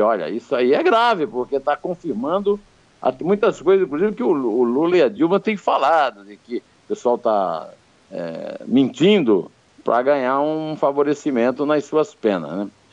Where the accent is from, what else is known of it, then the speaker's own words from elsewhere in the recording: Uiraúna, Paraíba, Brazil; a seis léguas, 36 quilômetros da cidade onde eu nasci, o Iraúna.